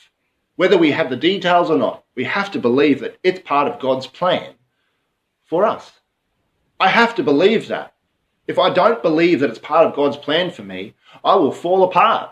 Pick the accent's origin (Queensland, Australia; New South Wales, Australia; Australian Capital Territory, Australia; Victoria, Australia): Queensland, Australia; moved away; we come from Queensland